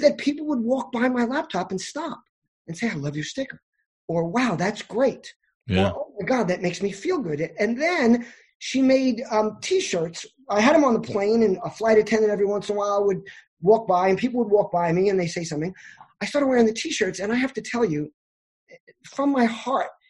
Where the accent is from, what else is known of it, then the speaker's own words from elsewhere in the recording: New York, United States; I'm a New Yorker.